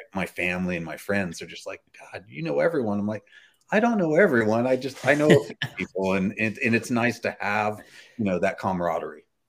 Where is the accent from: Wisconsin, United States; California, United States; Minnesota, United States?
California, United States; Bakersfield; I was raised in Bakersfield, California